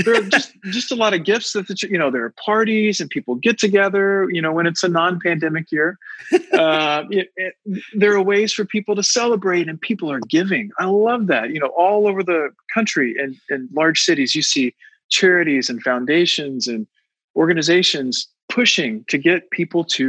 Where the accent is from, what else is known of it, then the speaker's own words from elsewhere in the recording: United States; to me as an American